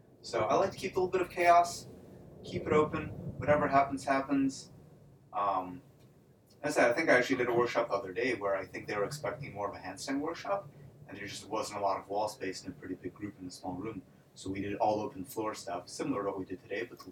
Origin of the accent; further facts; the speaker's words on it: Cleveland, Ohio, United States; moved away as an adult; also born or lived in Odessa, Ukraine; now in Las Vegas, United States; moved to the U.S. when I was 5 with the majority of my family. Grew up in the U.S. in Cleveland